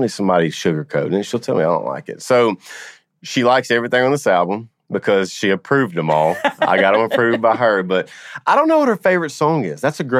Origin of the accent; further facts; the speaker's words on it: Louisiana, United States; I'm from Louisiana.